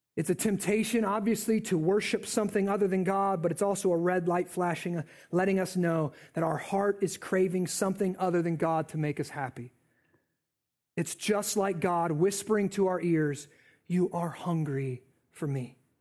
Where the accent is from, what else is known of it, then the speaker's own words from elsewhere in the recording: United States; I'm an American.